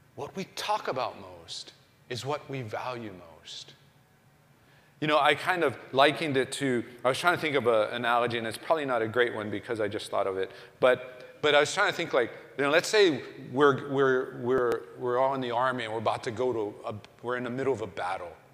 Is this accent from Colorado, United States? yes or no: no; Oklahoma, United States; I was growing up in Oklahoma